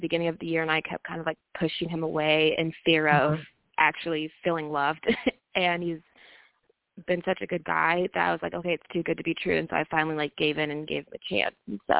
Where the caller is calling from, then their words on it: Kansas City, Missouri, United States; I'm calling from Missouri, Kansas City.